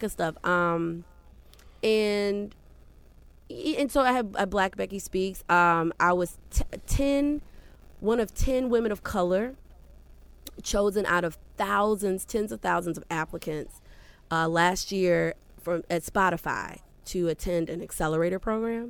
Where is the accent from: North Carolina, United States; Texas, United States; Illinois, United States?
Illinois, United States; Skokie; also born or lived in Chicago, Illinois / Hampton, Virginia / New York; I grew up, when I was 5 years old, my mom and dad moved with me, of course, to Evanston, Skokie area. So I grew up in Skokie, Evanston area, down the street from Northwestern